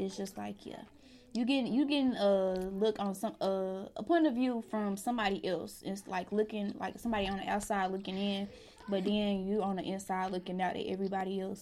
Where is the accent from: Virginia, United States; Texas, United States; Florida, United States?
Texas, United States; Dallas; I'm from Sinking Hills